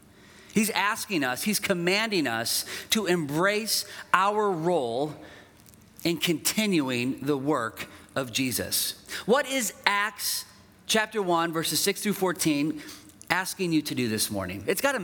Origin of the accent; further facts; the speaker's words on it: Dubuque, Iowa, United States; I grew up in Dubuque, and our family lived just on the outside of town.